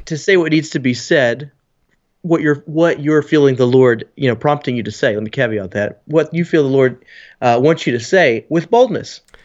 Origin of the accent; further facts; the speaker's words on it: Texas, United States; being the Texan